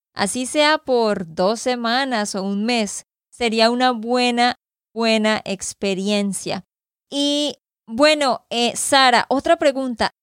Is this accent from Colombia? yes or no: yes; Santander, Colombia; de Santander, Colombia